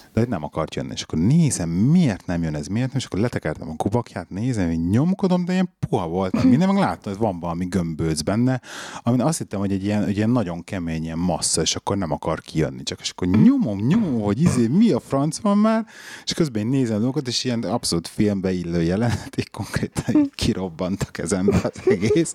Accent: Budapest, Hungary; mi ugye bennlaktunk Besten a belvárosba, ott nőttem föl

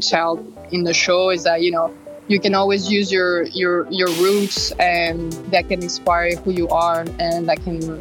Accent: France; moved away as an adult; also born or lived in Russia; now in Los Angeles, United States; I grew up in France and I just came from Russia when I was four

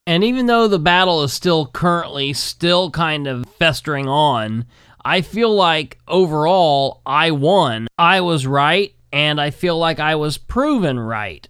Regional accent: Winchester, Indiana, United States; my hometown in Winchester

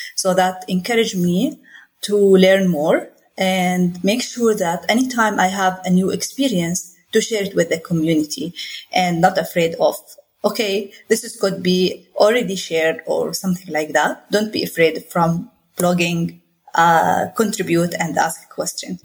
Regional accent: Jordan; I'm from Jordan

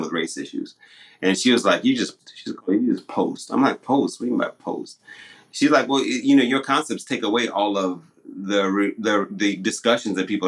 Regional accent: Zimbabwe; first language Shona; English is a second language; moved away; I've been accused many times by my Zim friends, because I don't speak Shona anymore. I don't speak my native tongue anymore

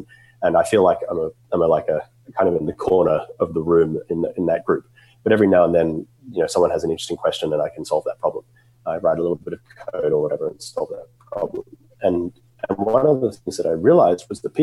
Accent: Australia; moved away as an adult; now in United States; I grew up in Australia, as you can probably tell from my accent

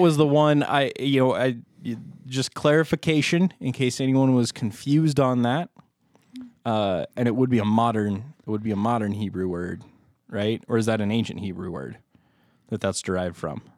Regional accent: United States; we are American

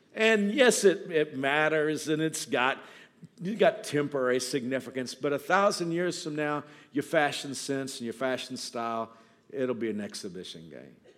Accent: Texas, United States; I grew up in Texas

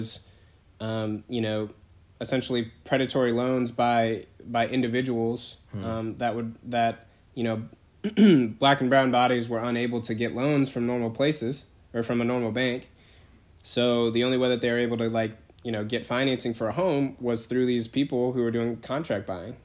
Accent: Bay Area, California, United States; now in Greensboro, United States; I'm from the Bay Area. I'm from the west side

